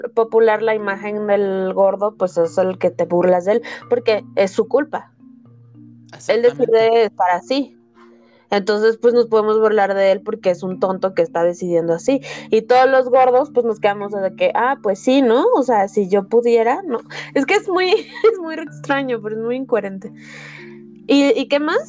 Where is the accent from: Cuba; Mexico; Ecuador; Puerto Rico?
Mexico; soy mexicana y vivo en el tercer mundo